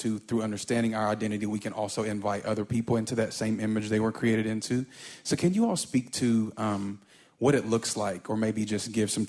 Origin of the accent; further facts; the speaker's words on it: Atlanta, Georgia, United States; I write and I teach. I'm from Atlanta, Georgia.